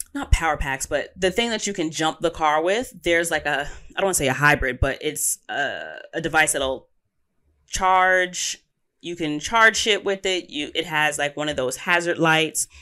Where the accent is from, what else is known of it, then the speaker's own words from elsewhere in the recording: United States; As an American, our passport has pretty substantial weight